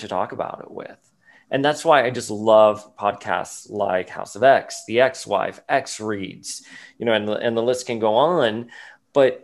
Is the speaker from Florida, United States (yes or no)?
yes; Miami, Florida, United States; I grew up in Miami, like we did not go outside and play, you know, after like 8 p.m. during the 80s in Miami